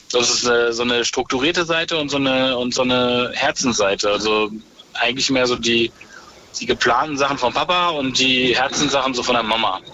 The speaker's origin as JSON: {"language": "German", "area": "Ruhr area near the Dutch border", "region": "North Rhine-Westphalia", "country": "Germany", "tie": "born or raised there", "also_born_or_lived": "France / Vienna", "moved": "as an adult", "lives_now": "Berlin, Germany", "said": "ich bin im Ruhrport groß geworden, also an der holländischen Grenze"}